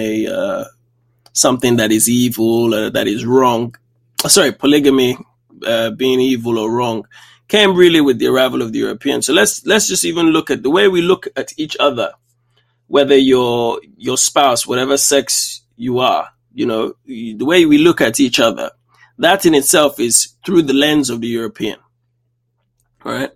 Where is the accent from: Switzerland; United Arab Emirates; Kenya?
Kenya; I was born in Kenya.